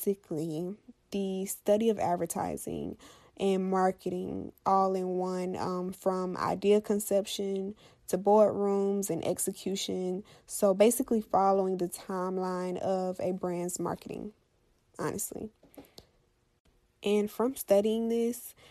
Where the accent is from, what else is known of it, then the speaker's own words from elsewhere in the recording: Florida, United States; Florida, my home state